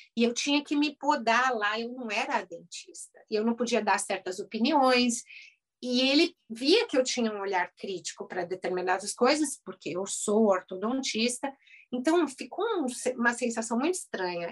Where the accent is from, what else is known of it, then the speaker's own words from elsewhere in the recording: Brazil; moved away as an adult; now in United States; eu sou brasileira e lá no Brasil eu era cirurgião de, cirurgia dentista